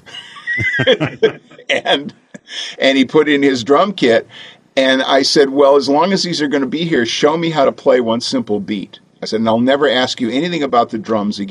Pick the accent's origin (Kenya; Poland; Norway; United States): United States; Detroit, Michigan; I was born in Detroit, Michigan